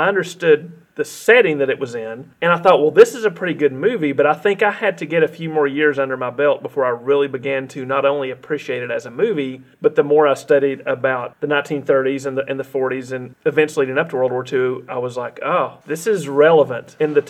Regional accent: Blue Ridge, Georgia, United States; I was born in North Georgia myself in Blue Ridge in Fannin County

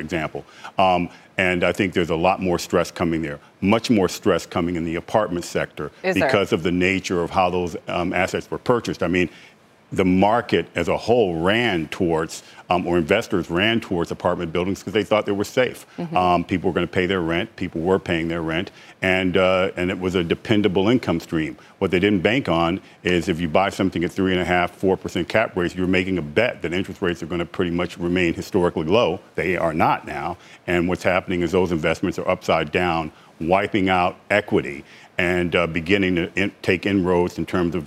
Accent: Washington, District of Columbia, United States; I'm from Washington, D.C. And I started our company in Washington, D.C.

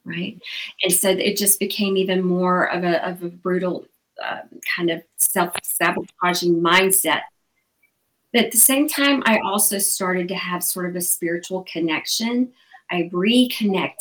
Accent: Alabama, United States; moved away; I'm from Alabama originally, the Bible Belt in the southern states

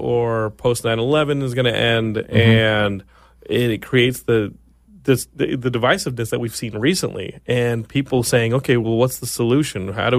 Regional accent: Texas, United States; my home state of Texas is like underwater.

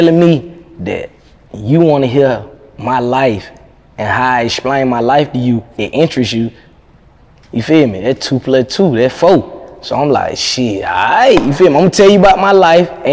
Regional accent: Athens, Georgia, United States; I'm from Athens.

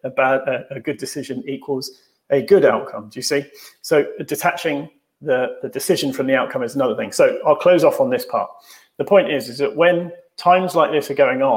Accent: United Kingdom; we're British

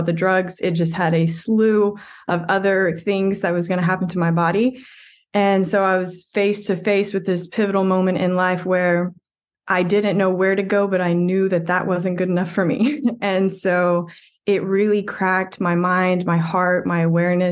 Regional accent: West Texas, United States; a typical West Texas kid

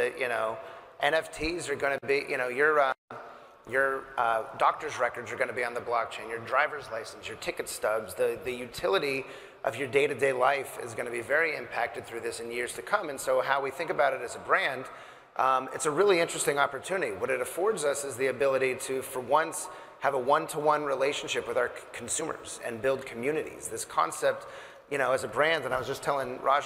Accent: Southern California, United States; I'm from Southern California

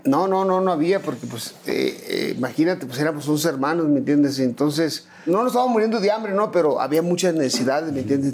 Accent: Culiacán, Sinaloa, Mexico; also born or lived in Ciudad Obregón, Sonora / Tijuana; Nos tuvimos que ir a Culiacán cuando yo tenía cuatro años aproximadamente. Y toda mi vida pues he radicado en, en Culiacán

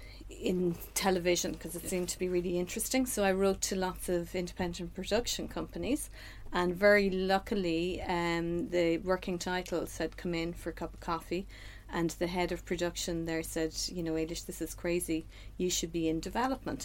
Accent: Sligo, Connacht, Ireland; moved away as an adult; now in Dublin, Ireland; I'm from Sligo

